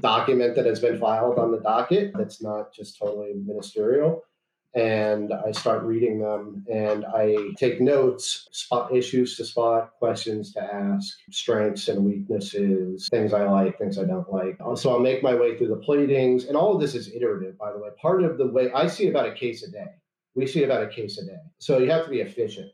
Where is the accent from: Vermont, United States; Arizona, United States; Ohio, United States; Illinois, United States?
Illinois, United States; Chicago; moved away as an adult; also born or lived in Washington, D.C.; I'm from Chicago, and I'm barred in Illinois.